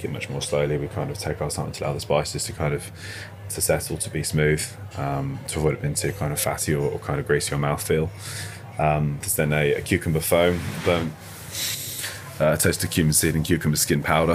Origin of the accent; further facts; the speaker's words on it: Birmingham, West Midlands, United Kingdom; I grew up just outside the Balti Triangle